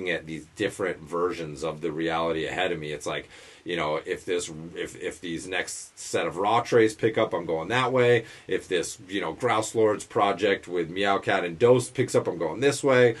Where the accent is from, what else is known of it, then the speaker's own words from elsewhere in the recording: Western Massachusetts, United States; my older brother had some friends that had a coffee shop where we grew up in Western Mass